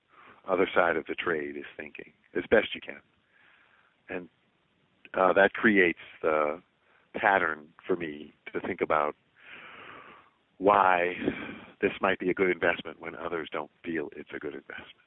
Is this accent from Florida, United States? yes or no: no; New Orleans, Louisiana, United States; growing up in New Orleans, and especially as a music lover